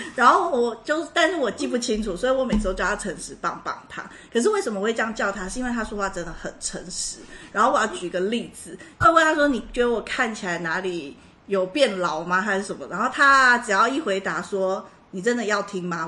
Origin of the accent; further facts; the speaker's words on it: Taiwan; 我一个台湾人